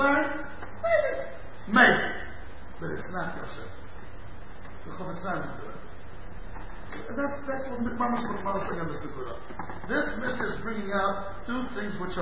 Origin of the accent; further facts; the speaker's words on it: St. Louis, Missouri, United States; moved away; I was born in St. Louis in the end of the 50s